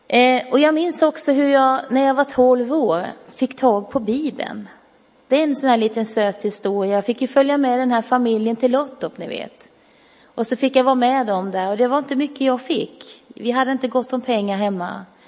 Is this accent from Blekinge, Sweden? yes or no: yes; Karlskrona, Blekinge, Sweden; jag växte upp i Karlskrona